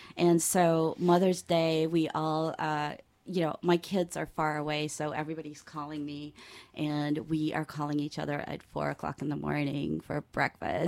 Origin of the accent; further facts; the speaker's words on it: Georgetown, Demerara-Mahaica, Guyana; I am from Georgetown, which is uh, below sea level